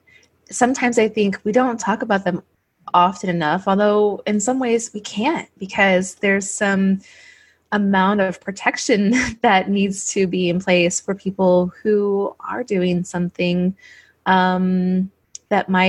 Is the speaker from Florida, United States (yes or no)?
no; St. Louis, Missouri, United States; I just grew up in the St. Louis area